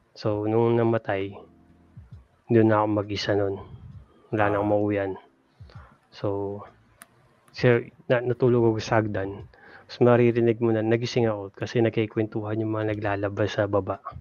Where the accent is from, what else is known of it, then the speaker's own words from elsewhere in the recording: Laguna, Calabarzon, Philippines; moved away; taga Laguna ako dati.